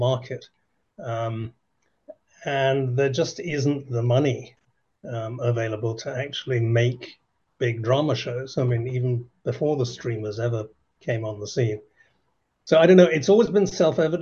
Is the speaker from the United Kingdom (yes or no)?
yes; England, United Kingdom; I'm English, but I've been working in Ireland or with Ireland for a very long time, decades, in fact.